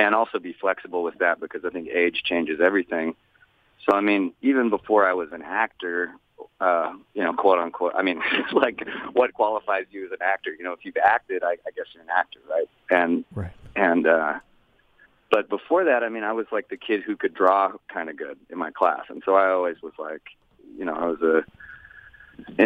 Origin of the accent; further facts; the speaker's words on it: Austin, Texas, United States; I'm from Austin. It's not a very big place.